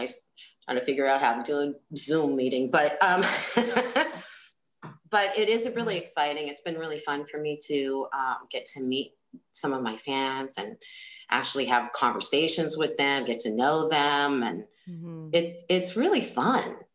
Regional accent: Bay Area, California, United States; We're from the same area, right? So we're from the Bay Area. Music scene, Oakland, Berkeley kind of music scene

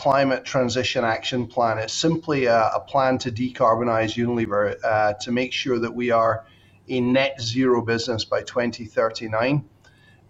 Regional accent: Scotland, United Kingdom; moved away as an adult; also born or lived in United States / Bangkok / Shanghai / Singapore; I'm Scottish by birth and education

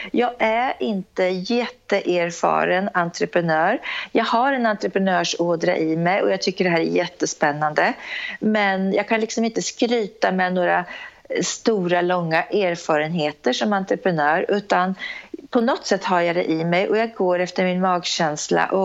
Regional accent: Norrköping, Östergötland, Sweden; Jag är en tjej från Norrköping, entreprenör som sagt

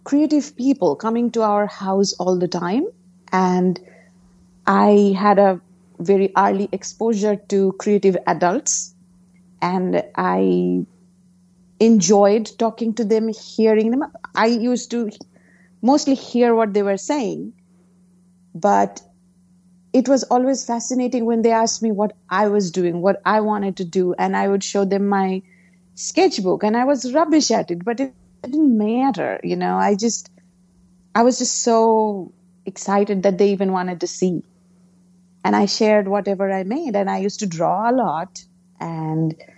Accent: Kolkata, West Bengal, India; English is a second language; moved away as an adult; now in New Jersey, United States; I grew up in Calcutta, India, which is eastern part of India

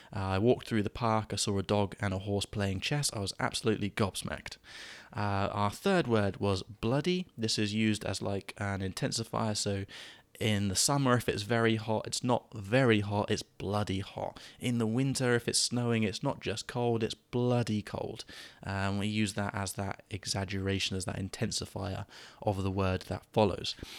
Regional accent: England, United Kingdom; an English person

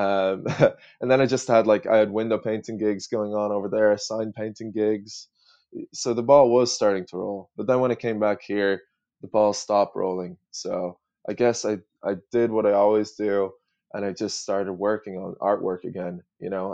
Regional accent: Ireland; also born or lived in United States; being an Irish person over in the States

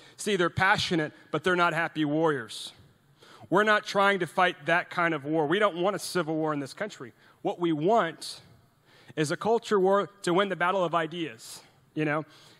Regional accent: Norway; English is a second language; now in United States; And I'm from Norway. You know, I was born in Norway, and my mom's Norwegian, my dad's American.

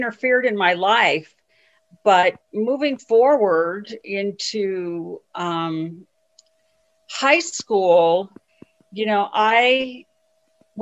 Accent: Lakewood, Colorado, United States; now in Denver, United States; I grew up in Lakewood and graduated from Lakewood High

